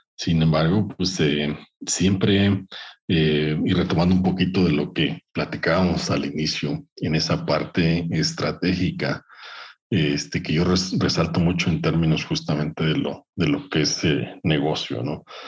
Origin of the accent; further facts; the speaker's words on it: Veracruz, Mexico; moved away as an adult; also born or lived in Orizaba / Brazil; Yo soy de Veracruz, nací en Orizaba, y por ahí crecí en un pueblo pequeño